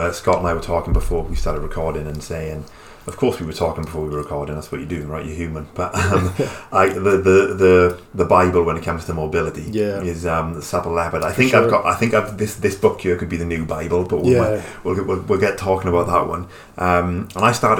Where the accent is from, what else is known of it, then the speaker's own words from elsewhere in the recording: Wales, United Kingdom; I'm Welsh